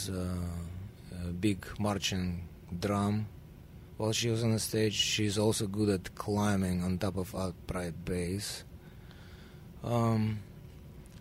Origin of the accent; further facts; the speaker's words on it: Russia; accent: Russian; moved away; I'm the only Russian guy